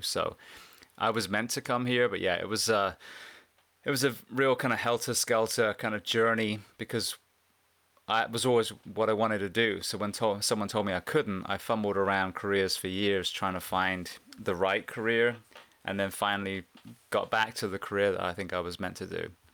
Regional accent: Bath, South West England, United Kingdom; now in Central Florida, United States; I'm actually an English farm boy. I grew up in a place called Bath, which is, uh, near Stonehenge in the U K.

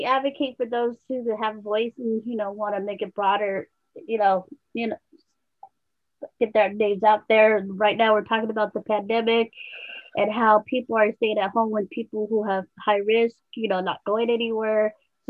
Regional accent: Los Angeles, California, United States; also born or lived in Arizona; now in Oxnard, United States; I have not born and raised in Los Angeles. I was born in Arizona, but I lived out here all my life, so South Bay.

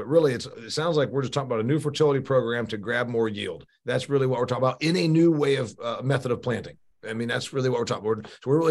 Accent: Midwest, United States; I'm such a northerner or a Midwesterner because as Molly will remind me, I'm a Midwesterner.

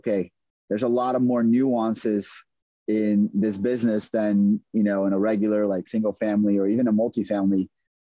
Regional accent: Brazil; moved away as an adult; also born or lived in McAllen, Texas; now in San Antonio, United States; I'm originally born and raised in Brazil. I came to the U.S. to on a tennis scholarship.

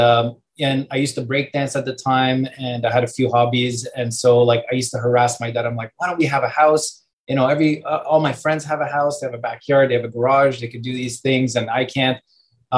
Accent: Canada; born or raised there; also born or lived in Europe

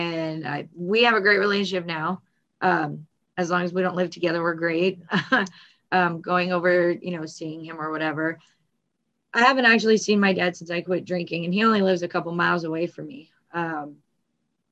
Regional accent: Glendale, California, United States; I was born in Glendale. We lived in the same spot till I was about 14.

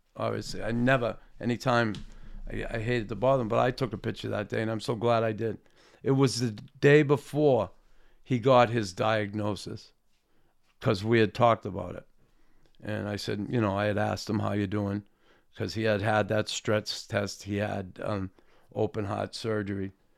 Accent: Boston, Massachusetts, United States; I grew up in Boston

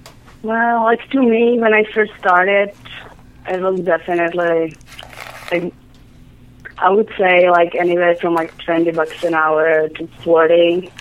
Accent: Czechia; English is a second language; moved away; I'm from Czech Republic.

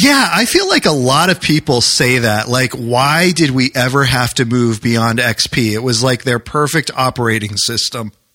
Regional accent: New Hampshire, United States; now in Maryland, United States; I grew up in New Hampshire

